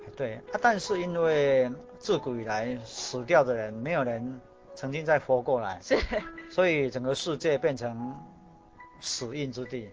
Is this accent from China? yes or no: no; Tainan, Taiwan; 我是台南人